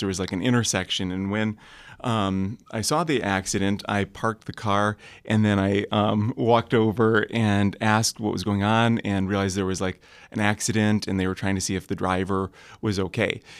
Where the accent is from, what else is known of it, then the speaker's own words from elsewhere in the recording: Kalamazoo, Michigan, United States; I'm from Kalamazoo, Michigan